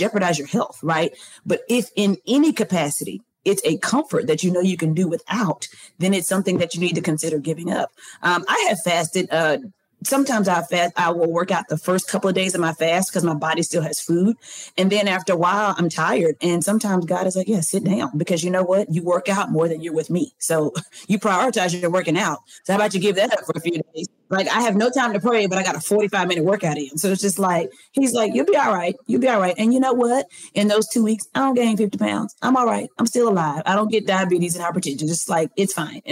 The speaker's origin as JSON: {"language": "English", "region": "the South", "country": "United States", "said": "I'm from the South."}